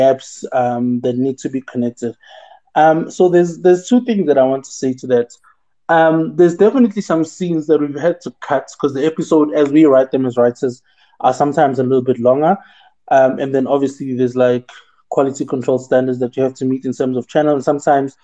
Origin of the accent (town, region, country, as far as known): South Africa